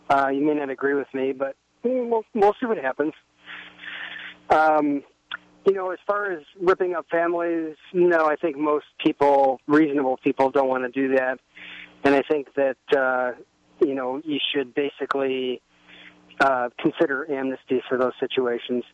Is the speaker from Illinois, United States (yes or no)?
yes; Chicago, Illinois, United States; I grew up in Chicago